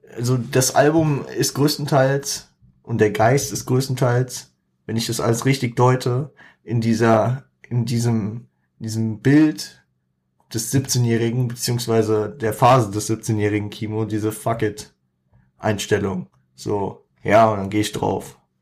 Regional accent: Frankfurt, Hesse, Germany; es ist einfach meine Gegend, ne? Also, auch wenn ich Frankfurter bin

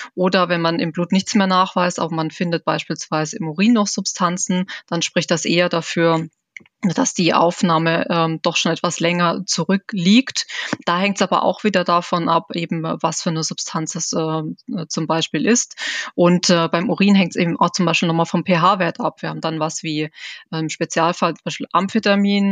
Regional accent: Germany; bei uns in Deutschland

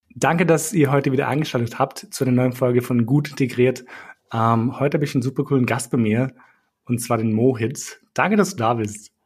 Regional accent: Austria; also born or lived in Kosovo; ich bin mit drei Jahren, ich sage halt hergezogen, wobei wir sind halt geflohen vom Krieg. Aber mhm. ähm, ich bin halt hier aufgewachsen

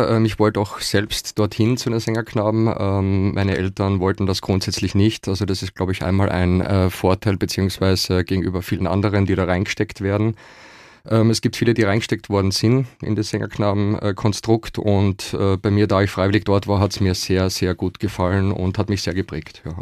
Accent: Velden am Wörthersee, Carinthia, Austria; also born or lived in Bruck an der Mur / Klagenfurt; geboren bin in Bruck an der Mur, also von dem her, ich bin nur mal äh, in Bruck an der Mur geschlüpft und dann auch gleich nach Kärnten weiter. Wir haben zuerst in Klagenfurt gewohnt und dann final in Felden am Wörthersee bin ich aufgewachsen.

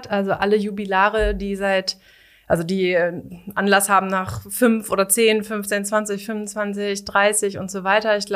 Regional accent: Lower Saxony, Germany; Ähm, der Schritt ist einfach so zurück in die Heimat. Ich komme hier aus der Gegend von Hannover

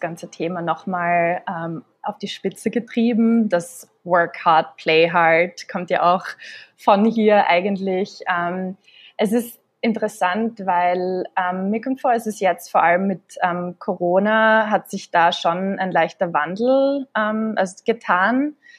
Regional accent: Austria; moved away as an adult; also born or lived in London / Vienna; now in New York, United States; ich bin ursprünglich aus Österreich

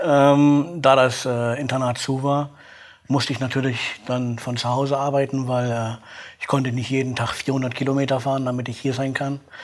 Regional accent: Gronau, North Rhine-Westphalia, Germany; also born or lived in Aurich; now in Dortmund, Germany; Gebürtlich komme ich aus Kronau. Das ist in Nordrhein-Westfalen direkt an der holländischen Grenze.

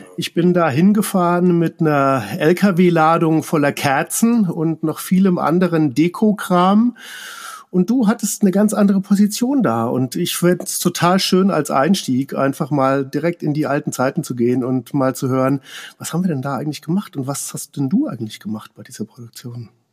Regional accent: Nuremberg, Bavaria, Germany; Ich komme ja auch aus Nürnberg

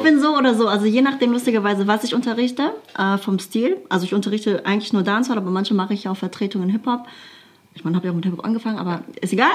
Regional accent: Krefeld, North Rhine-Westphalia, Germany; irgendwann bin ich äh, in so einem Jugendzentrum gelandet bei uns in Krefeld

